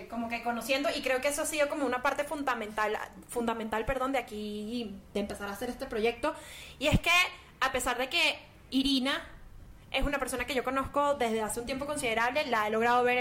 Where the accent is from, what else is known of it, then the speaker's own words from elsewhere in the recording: Caracas, Capital District, Venezuela; moved away as an adult; now in Bogotá, Colombia; este, yo soy de Caracas, Venezuela. Eh, vivo en Bogotá, Colombia, desde hace seis años. Esto ahorita el 15 de enero de 2023 cumplí seis años acá.